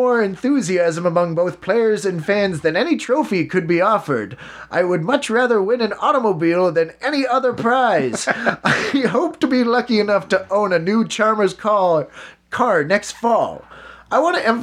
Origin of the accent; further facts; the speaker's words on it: Canada; We're Canadian